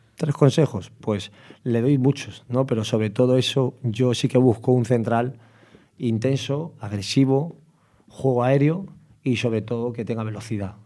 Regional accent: Madrid, Community of Madrid, Spain; also born or lived in Vallecas; yo me he quitado en San Cristóbal y luego pues nací en Vallecas y de Vallecas nos fuimos a San Cristóbal

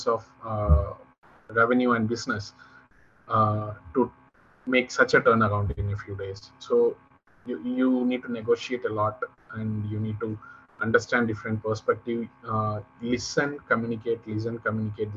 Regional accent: Tamil Nadu, India; I come from Tamil Nadu, so here we learn from our childhood that Yadum Ure Yavarum Kelir

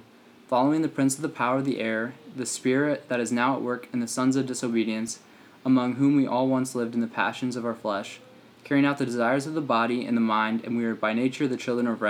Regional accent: Springfield, Illinois, United States; moved away as an adult; now in Normal, United States; My dad's a preacher at a church in Springfield, where I'm from.

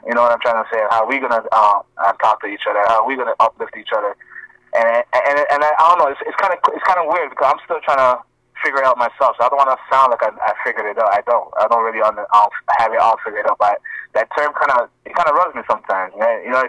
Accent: Ghana; But in Africa, he's Ethiopian, I'm Ghanaian.

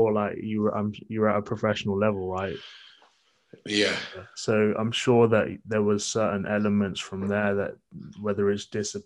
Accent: Birmingham, West Midlands, United Kingdom; I'm from Birmingham.

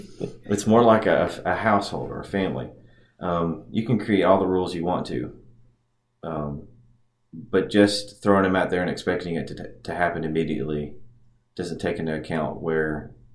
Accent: Haywood County, Tennessee, United States; I grew up here in Haywood County.

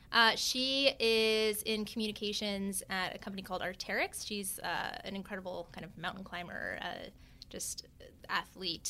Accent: Vancouver Island, British Columbia, Canada; now in New York, United States; I, I am Canadian, uh, a Times, a proud Canadian even. Uh, I grew up on Vancouver Island

